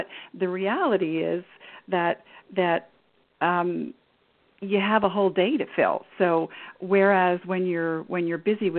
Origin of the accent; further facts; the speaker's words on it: Canada; And I grew up in Canada, and we moved around a fair bit.